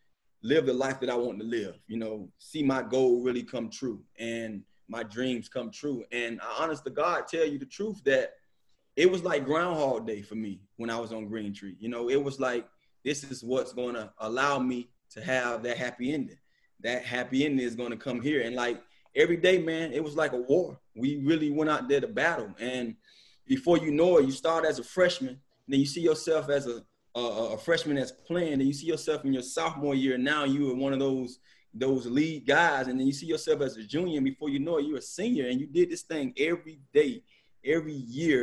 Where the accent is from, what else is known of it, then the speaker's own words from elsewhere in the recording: Miami Gardens, Florida, United States; I'm from Carroll City